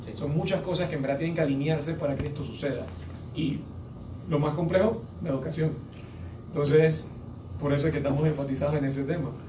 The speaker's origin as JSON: {"language": "Spanish", "country": "Panama", "said": "Nosotros como, como panameños"}